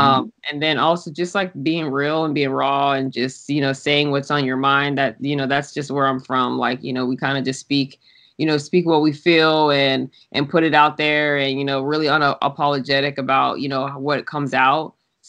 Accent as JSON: {"language": "English", "area": "outside Pittsburgh", "region": "Pennsylvania", "country": "United States", "tie": "born or raised there", "also_born_or_lived": "Pensacola, Florida", "moved": "as an adult", "lives_now": "California, United States", "said": "So I was raised out there, and then I joined the military right after high school. So I immediately left."}